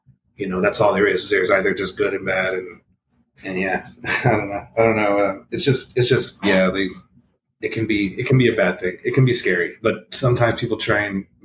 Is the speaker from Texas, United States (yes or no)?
yes; Rio Grande Valley, Texas, United States; I grew up here in the Rio Grande Valley